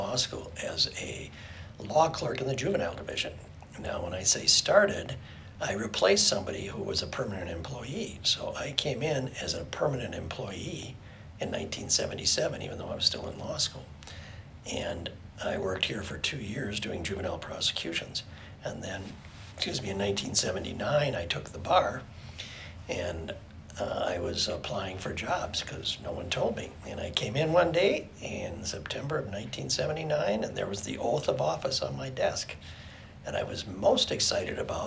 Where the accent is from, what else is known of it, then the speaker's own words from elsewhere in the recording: St. Paul, Minnesota, United States; I was born in St. Paul